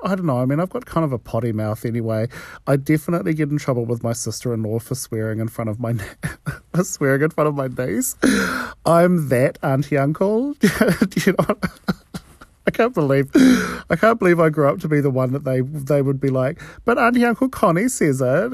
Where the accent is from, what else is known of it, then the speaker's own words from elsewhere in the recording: New Zealand; accent: New Zealand; I grew up in New Zealand